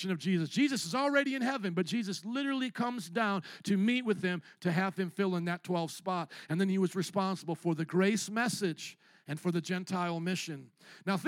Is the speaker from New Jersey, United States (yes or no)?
no; Indiana, United States; moved away as an adult; also born or lived in Louisiana; now in Chicago, United States; I came from the cornfields of Indiana via the swamps of Louisiana up to Chicago